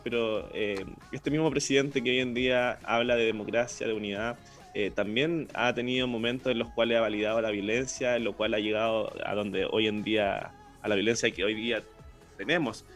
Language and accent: Spanish; Chile; como chilenos